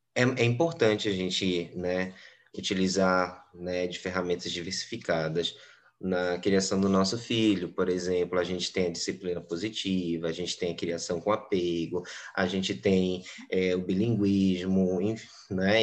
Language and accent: Portuguese; Belém, Pará, Brazil; Eu sou da cidade de Belém, do Pará, né, no Brasil